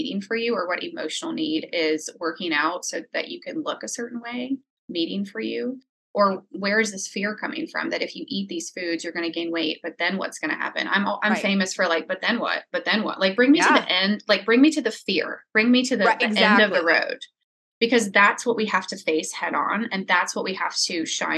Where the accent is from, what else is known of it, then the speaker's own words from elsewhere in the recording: New Orleans, Louisiana, United States; I grew up in New Orleans